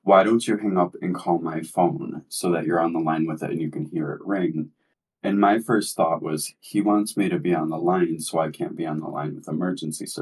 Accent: New York, United States; I'm from New York

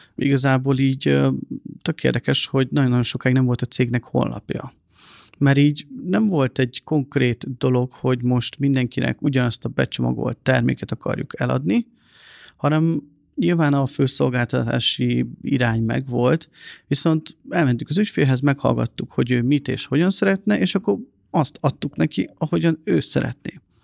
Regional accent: Hungary; én nem egy pesti gyerek vagyok, hanem egy vidéki srác

